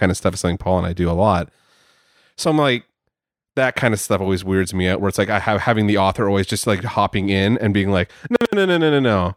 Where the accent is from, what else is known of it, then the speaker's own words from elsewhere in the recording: Canada; I am Canadian